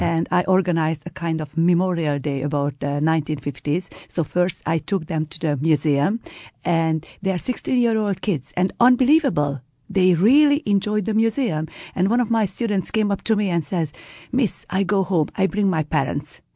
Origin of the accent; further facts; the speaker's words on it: Hungary; I am from Hungary